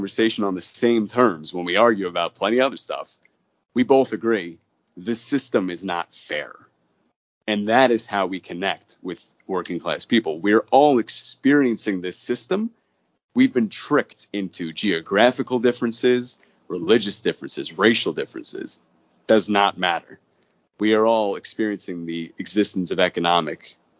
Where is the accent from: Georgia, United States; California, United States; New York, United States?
New York, United States; Long Island; I grew up on Long Island